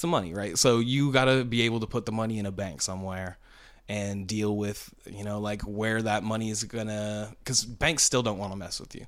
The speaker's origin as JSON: {"language": "English", "town": "Vancouver", "region": "Washington", "country": "United States", "said": "I'm from Vancouver, Washington, right across the river in Port, from Portland, Oregon"}